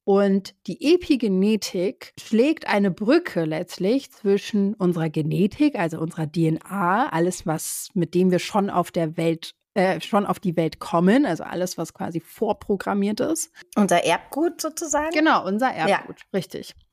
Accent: Brazil; also born or lived in Germany; da bin ich ja auch teilweise in Brasilien aufgewachsen. Das heißt, auch da wurde ich immer wieder gefragt, so, ja, wo bist du denn eher zu Hause oder was ist deine Heimat, Brasilien oder Deutschland?

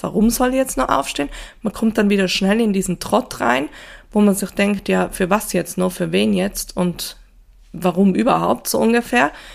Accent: Tyrol, Austria; Ich komme ja doch aus Tirol, da gibt's ja doch viel Schnee

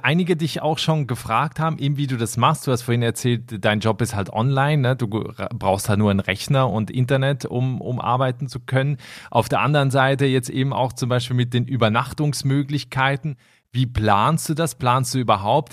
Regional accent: Switzerland; also born or lived in Germany; now in Ireland; ich bin ursprünglich aus der Schweiz

